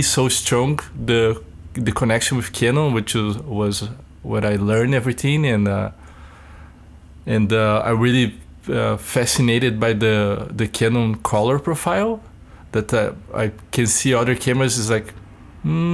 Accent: Brazil; now in Winnipeg, Canada; I'm from Brazil

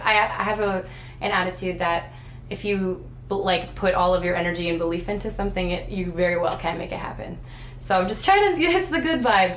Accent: North Dakota, United States; moved away as an adult; now in Winnipeg, Canada; I grew up in North Dakota

